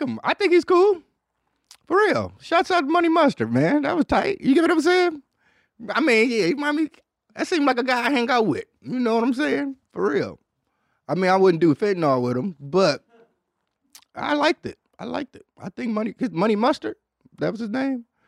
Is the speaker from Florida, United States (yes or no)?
no; Detroit, Michigan, United States; I'm a nigga from Detroit